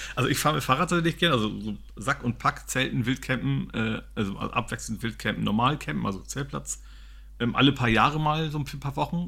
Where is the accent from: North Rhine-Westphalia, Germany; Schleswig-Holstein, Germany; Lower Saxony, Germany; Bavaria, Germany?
Lower Saxony, Germany; Also ich komme aus Niedersachsen